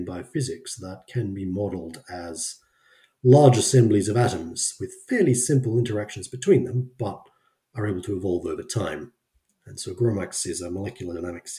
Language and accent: English; Brisbane, Queensland, Australia; moved away as an adult; now in Sweden; growing up in Australia